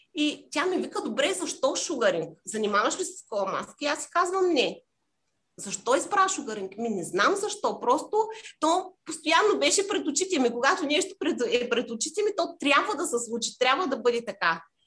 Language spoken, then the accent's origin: Bulgarian; Bulgaria; moved away as an adult; also born or lived in Cyprus